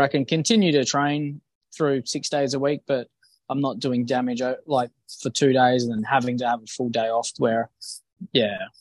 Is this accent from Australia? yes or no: yes; Bunbury, Western Australia, Australia; now in Perth, Australia; I'm from Perth, uh, originally from Bunbury.